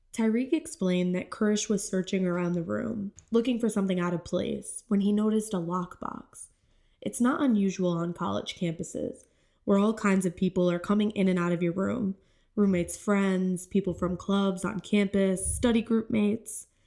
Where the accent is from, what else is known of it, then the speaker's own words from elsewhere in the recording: St. Lawrence County, New York, United States; I grew up in St. Lawrence County